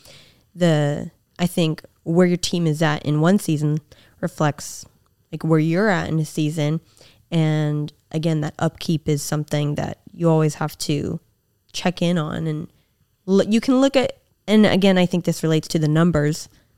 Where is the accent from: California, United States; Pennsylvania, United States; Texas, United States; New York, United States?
California, United States; the Bay Area; I'm from the Bay.